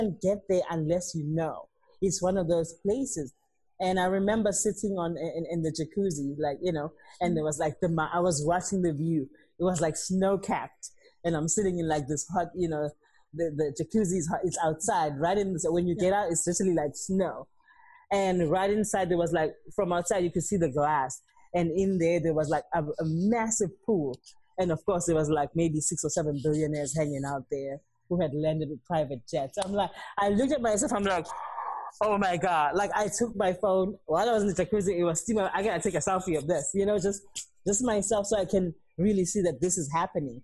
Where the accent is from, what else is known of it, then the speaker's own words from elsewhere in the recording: Durban, KwaZulu-Natal, South Africa; moved away; I come from Durban.